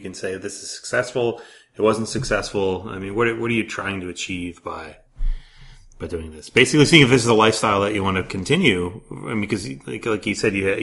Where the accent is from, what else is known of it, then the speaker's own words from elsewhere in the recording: Le Mars, Iowa, United States; also born or lived in Kingsley, Iowa / Yankton, South Dakota / Cedar Falls, Iowa; I lived in Lamar's, Iowa, which is north of Sioux City, for a number of years. Like third grade on, I graduated and all that.